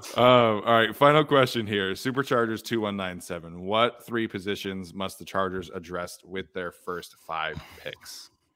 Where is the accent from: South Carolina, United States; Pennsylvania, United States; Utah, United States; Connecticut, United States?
Utah, United States; I grew up in Utah